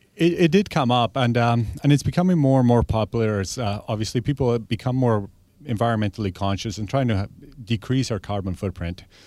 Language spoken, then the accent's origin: English; Argentina; now in Victoria, Canada; I've been here twenty-three years, but I'm originally from Argentina.